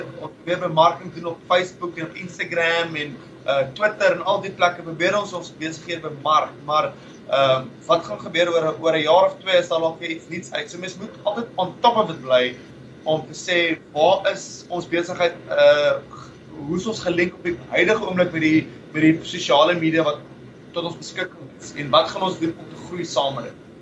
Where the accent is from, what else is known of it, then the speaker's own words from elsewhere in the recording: South Africa; now in Perth, Australia; Ons as Suid-Afrikaners het groot geword